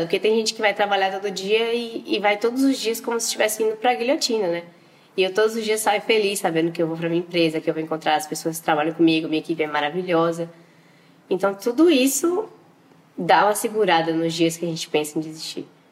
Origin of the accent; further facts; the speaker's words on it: Valença, Bahia, Brazil; now in Salvador, Brazil; sou de Valença, no interior da Bahia, mas hoje em dia eu moro em Salvador